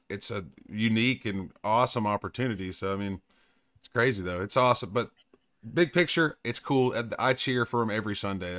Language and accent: English; East Tennessee, United States; growing up in East Tennessee